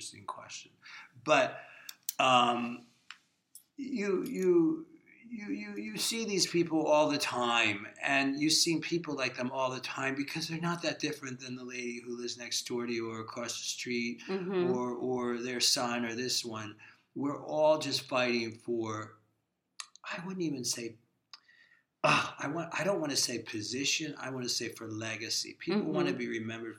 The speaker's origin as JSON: {"language": "English", "town": "Camden", "region": "New Jersey", "country": "United States", "tie": "born or raised there", "also_born_or_lived": "Collingswood, New Jersey / Los Angeles", "moved": "as an adult", "said": "I grew up in Camden, New Jersey"}